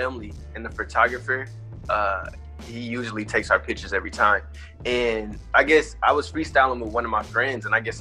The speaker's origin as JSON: {"language": "English", "town": "DeSoto", "region": "Texas", "country": "United States", "tie": "born or raised there", "said": "I'm from Texas, DeSoto, Texas, Dallas, Texas, in the Metroplex"}